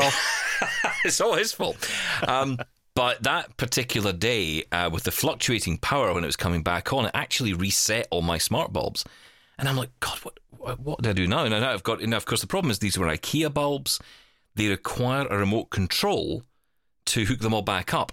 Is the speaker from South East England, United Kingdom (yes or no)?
no; Glasgow, Scotland, United Kingdom; I was in the city of Glasgow, my hometown